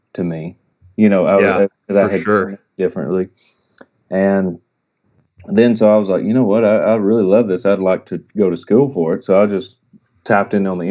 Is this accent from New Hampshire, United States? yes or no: no; East Texas, United States; I grew up in East Texas, real close to Louisiana.